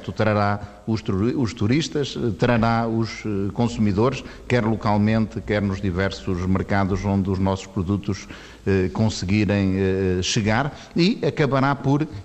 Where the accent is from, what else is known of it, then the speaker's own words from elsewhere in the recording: Norte, Portugal; nós sendo transmontano durienses, somos também beirões, por exemplo, no pão em Lamego continua a fazer-se uma, uma, uma broa de milho